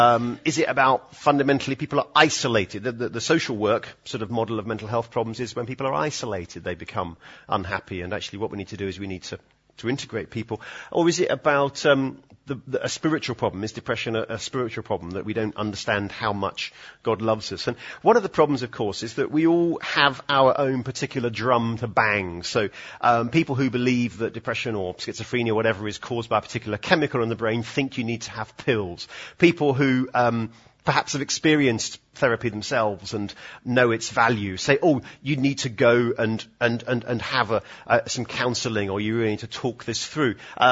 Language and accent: English; Edinburgh, Scotland, United Kingdom; I know it's sort of stiff upper lip and, you know, we're sort of from Edinburgh. We don't really talk about emotions and that sort of thing, do we?